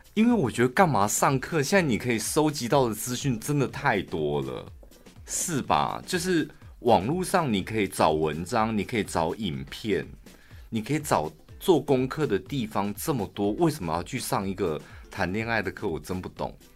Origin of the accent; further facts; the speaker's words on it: Taichung, Taiwan; 我们台中人